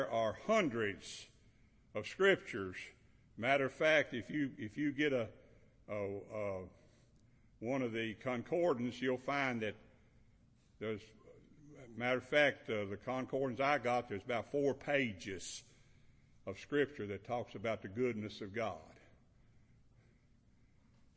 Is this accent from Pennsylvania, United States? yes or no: no; Kentucky, United States; moved away as an adult; now in Georgia, United States; I'm from Kentucky, but I want to tell you, I've been in Georgia 43 years. That's over half of my life